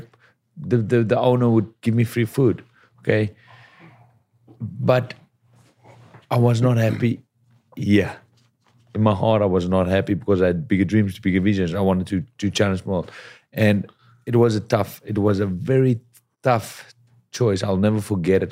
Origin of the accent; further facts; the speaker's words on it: South Africa; moved away as an adult; now in Los Angeles, United States; as a South African, boxing was pretty big back home